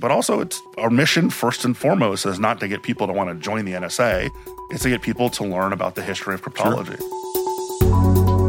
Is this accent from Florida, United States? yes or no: yes; Miami, Florida, United States; moved away; also born or lived in Washington, D.C.; I grew up in Miami, but I was born in DC